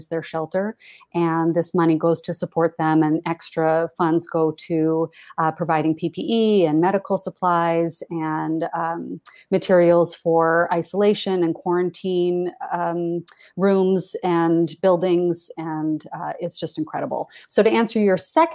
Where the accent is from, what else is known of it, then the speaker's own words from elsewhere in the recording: Portland, Maine, United States; now in New York, United States; I grew up in Portland, Maine